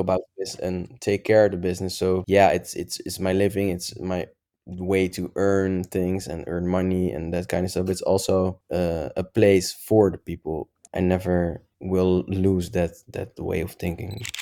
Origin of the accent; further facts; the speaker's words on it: Netherlands; I'm from Netherlands.